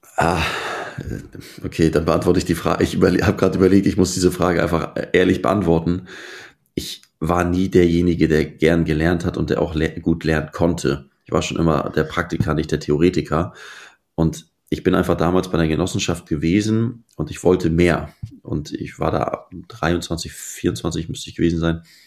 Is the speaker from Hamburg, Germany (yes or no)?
yes; Hamburg, Germany; also born or lived in Esslingen am Neckar, Baden-Württemberg; Also ich verbringe hier den äh, größte Teil, äh, größten Teil meiner Zeit und bin hier zur Schule gegangen, habe hier Fußball gespielt und arbeite hier auch